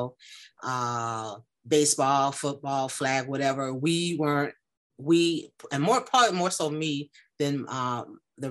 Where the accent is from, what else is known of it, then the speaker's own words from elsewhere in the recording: Chicago, Illinois, United States; born and raised in Chicago, Illinois, not a suburb, in the city